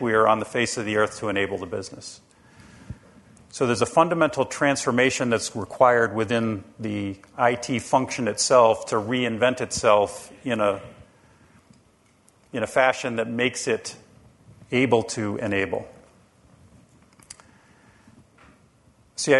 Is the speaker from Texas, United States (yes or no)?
no; Rhode Island, United States; And I'm from the state of Rhode Island. I live in Rhode Island